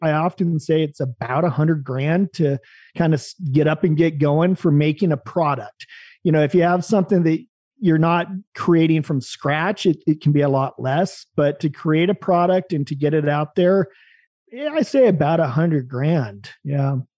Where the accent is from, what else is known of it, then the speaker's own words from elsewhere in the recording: Salem, Oregon, United States; moved away as an adult; also born or lived in U.S. Virgin Islands / Oahu, Hawaii; I was born in Salem, Oregon